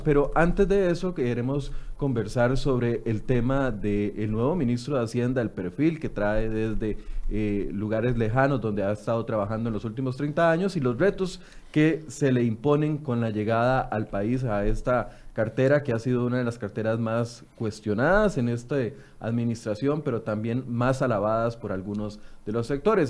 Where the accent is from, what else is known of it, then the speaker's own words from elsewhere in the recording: Costa Rica; como buenos ticos